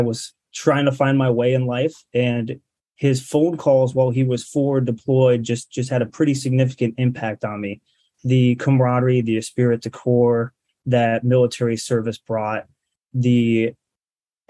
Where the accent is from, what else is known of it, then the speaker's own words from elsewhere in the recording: Rome, New York, United States; moved away as an adult; now in Syracuse, United States; I'm originally from Rome, New York.